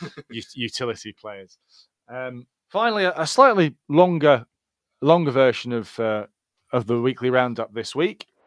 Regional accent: Scotland, United Kingdom; I consider myself Scottish, and I'm not Scottish, I'm British, not British, then I'm European

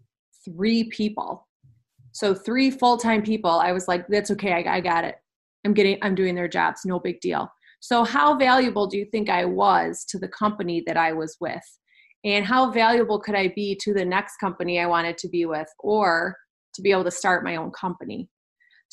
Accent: Kenosha, Wisconsin, United States; We're both from Kenosha, Wisconsin. And we went to kindergarten together

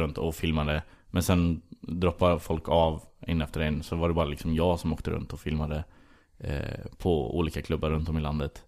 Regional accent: Skara, Västra Götaland, Sweden; moved away as an adult; also born or lived in United States; jag är ju ursprungligen från Skara mm. i Västergötland. Eh, och eh, sen flyttade jag upp hit för att börja plugga film

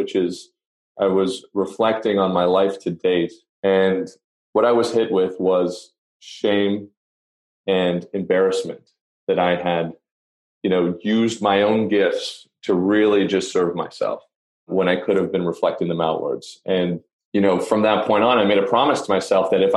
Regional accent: Canada; I'm from Canada

